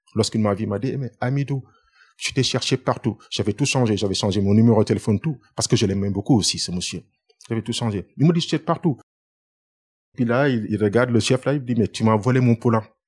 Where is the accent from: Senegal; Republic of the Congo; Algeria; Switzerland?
Senegal; Dakar; moved away as an adult; now in France; Je suis né à Dakar et j'ai fait mes études à Dakar